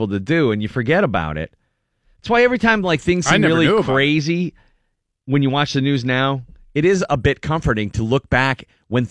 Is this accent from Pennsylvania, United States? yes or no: yes; Pittsburgh, Pennsylvania, United States; I'm from Pittsburgh